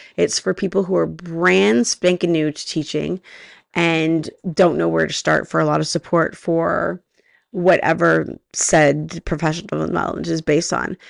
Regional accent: Canada; I'm Canadian

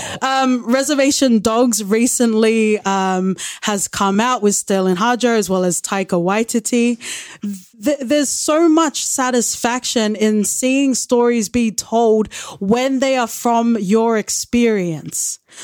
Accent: Australia; I am Australian born, but I am Tongan

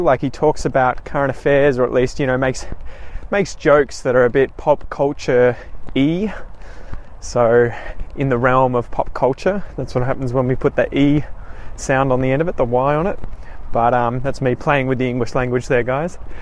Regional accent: Australia; myself obviously being an Australian

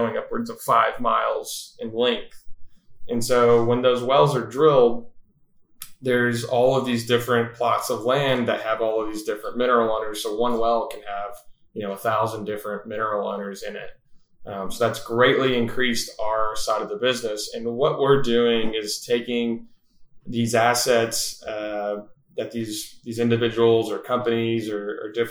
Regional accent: Wichita Falls, Texas, United States; also born or lived in Fort Worth, Texas; I was born and raised in Wichita Falls, Texas

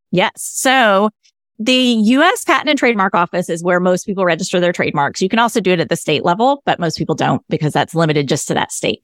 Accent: the South, United States; I'm a Southerner.

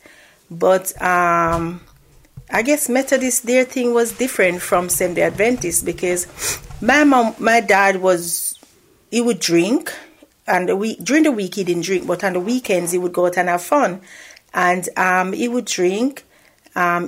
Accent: Saint Mary, Jamaica; also born or lived in Kingston, Jamaica; as a child growing up in Jamaica, I had a normal life.

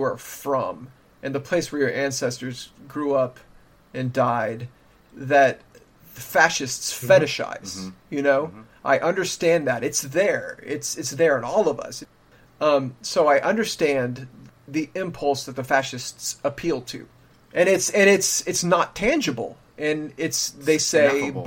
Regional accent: South Texas, United States; as a child growing up in South Texas

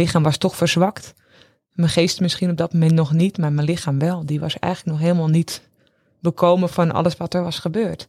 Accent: Castricum, North Holland, Netherlands; wij komen uit Castricum

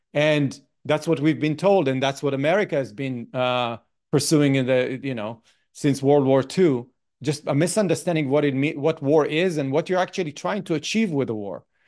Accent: Beersheba, Southern District, Israel; I was born in Beersheba, that is very pretty close to Gaza

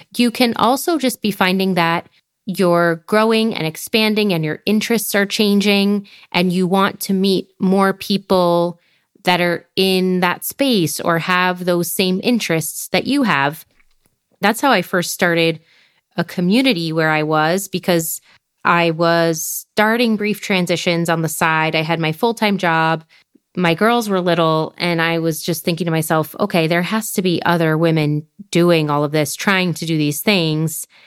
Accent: United States; moved away as an adult; being from the U S

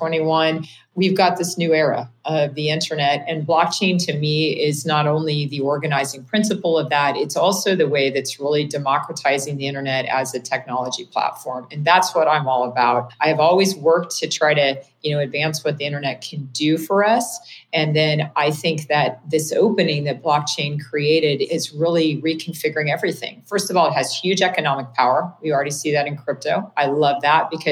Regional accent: Kansas, United States; moved away as an adult; now in Bay Area, United States; I started an internet service provider in my hometown in Kansas

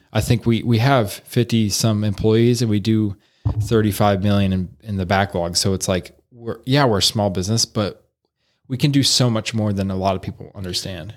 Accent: Salina, Ohio, United States; I grew up here in Salina, Ohio

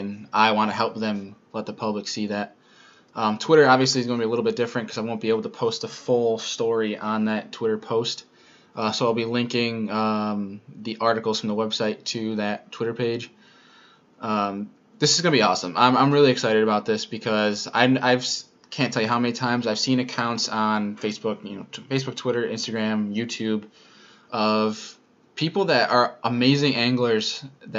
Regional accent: Rochester, New York, United States; moved away as an adult; also born or lived in Cortland, New York; now in South Bend, United States; I'm originally from Rochester, New York, but I'm in Indiana right now to complete my master's degree in sport management

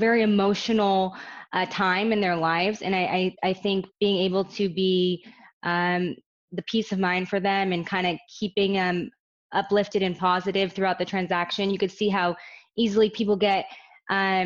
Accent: Orange County, California, United States; I'm born and raised in Orange County.

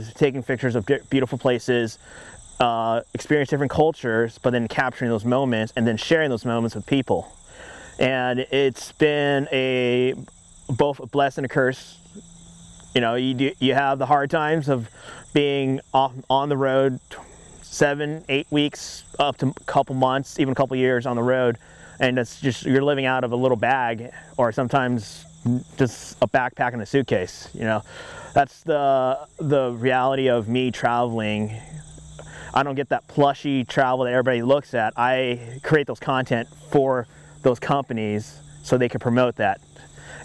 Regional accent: Orange County, California, United States; I am born and raised in Orange County, California

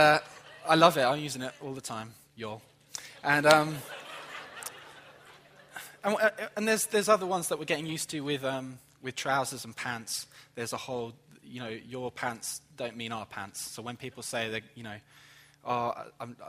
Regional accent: England, United Kingdom; moved away as an adult; now in Jacksonville, United States; I'm from England

